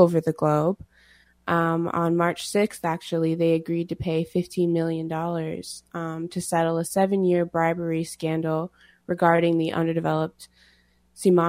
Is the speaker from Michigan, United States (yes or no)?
no; Rosebud Sioux Nation, South Dakota, United States; I am Sichangu Lakota from the Rosebud Sioux Nation